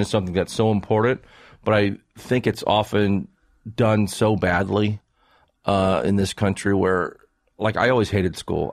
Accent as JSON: {"language": "English", "region": "Maryland", "country": "United States", "tie": "born or raised there", "said": "I grew up, where I grew up in Maryland"}